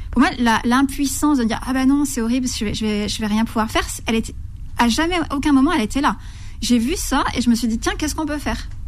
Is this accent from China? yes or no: yes; Lhasa, Tibet, China; first language Tibetan; French is a second language; moved away; also born or lived in Darjeeling, India; Tibétain. C'est ma première langue. Ouais. Et oui.